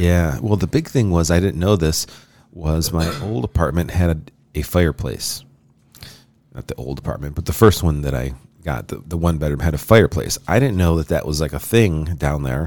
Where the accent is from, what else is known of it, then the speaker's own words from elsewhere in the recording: Rochester, New York, United States; Rochester's my hometown